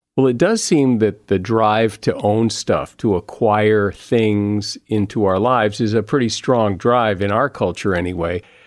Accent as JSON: {"language": "English", "region": "New England", "country": "United States", "tie": "born or raised there", "said": "I grew up in New England"}